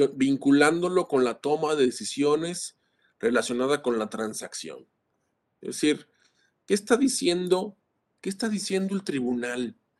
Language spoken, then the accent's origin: Spanish; Mexico; como mexicanos